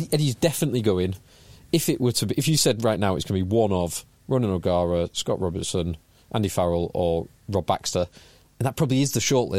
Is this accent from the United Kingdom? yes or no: yes; England, United Kingdom; as an Englishman and an English fan